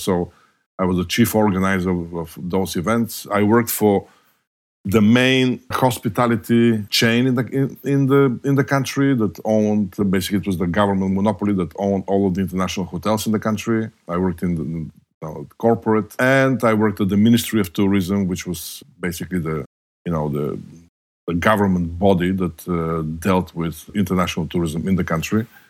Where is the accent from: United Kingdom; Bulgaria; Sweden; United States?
Bulgaria; moved away as an adult; I was born and raised in communist Bulgaria